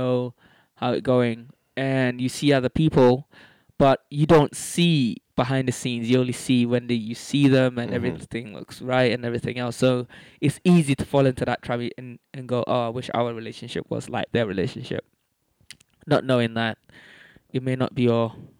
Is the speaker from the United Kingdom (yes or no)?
yes; London, United Kingdom; So when growing up in London, there was a core group of us, all kind of Africans, football mad, party together, jam together, argue together.